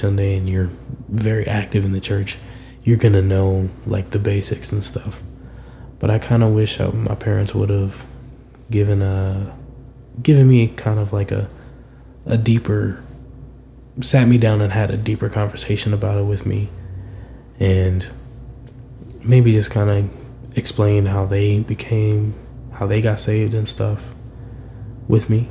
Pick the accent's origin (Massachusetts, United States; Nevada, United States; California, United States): California, United States; Berkeley; the church that I grew up at in Berkeley